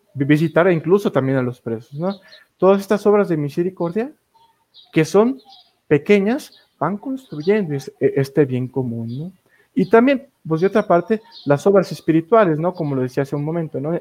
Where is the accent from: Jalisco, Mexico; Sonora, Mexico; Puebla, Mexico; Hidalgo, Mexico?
Jalisco, Mexico; Tepatitlán de Morelos; desde mi tierra natal, Tepatitlán de Morelos, Jalisco